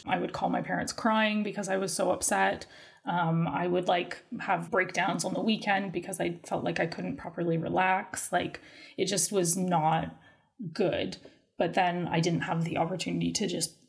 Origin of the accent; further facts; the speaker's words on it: Canada; moved away as an adult; also born or lived in London, United Kingdom; now in United Kingdom; I grew up in Canada and came to the United Kingdom initially in 2013 to do a master's degree